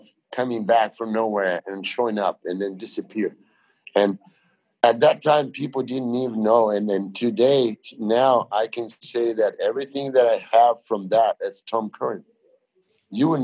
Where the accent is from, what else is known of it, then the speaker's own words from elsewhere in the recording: Brazil; English is a second language; moved away; also born or lived in Australia; I'm a guy from Brazil, but I learned English in Australia